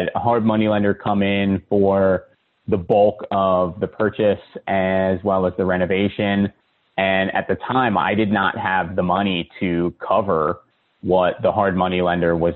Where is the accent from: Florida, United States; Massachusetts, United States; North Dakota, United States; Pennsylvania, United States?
Pennsylvania, United States; Philadelphia; now in Charlotte, United States; I'm originally from Philadelphia